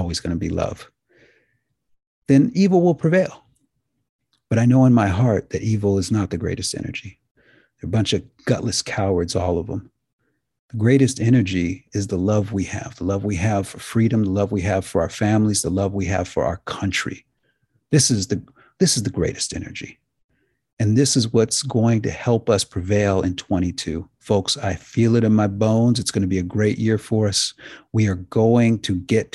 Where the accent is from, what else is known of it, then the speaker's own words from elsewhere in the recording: United States; I'm an American